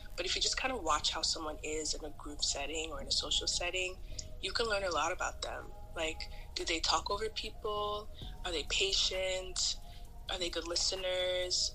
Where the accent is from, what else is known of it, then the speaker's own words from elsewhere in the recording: Nigeria; moved away; as a Nigerian